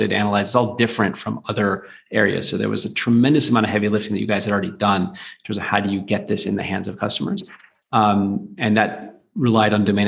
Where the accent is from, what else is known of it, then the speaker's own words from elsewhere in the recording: United States; now in London, United Kingdom; I'm American. I live in London.